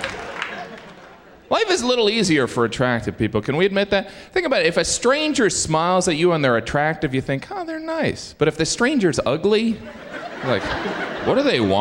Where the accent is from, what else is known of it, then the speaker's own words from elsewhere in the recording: Indiana, United States; now in New York, United States; I am originally from Indiana